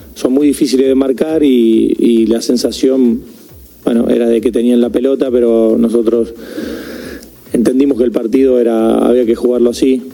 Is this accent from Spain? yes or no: no; Argentina; somos argentinos